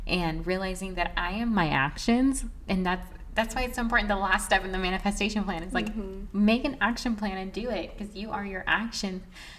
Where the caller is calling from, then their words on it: New York, United States; I'm watching from New York.